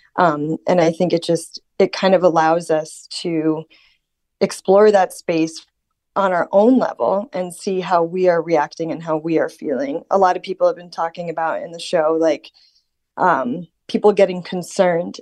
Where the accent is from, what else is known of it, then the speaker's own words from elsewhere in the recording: Florida, United States; now in Norway; the winds that I experienced growing up in Florida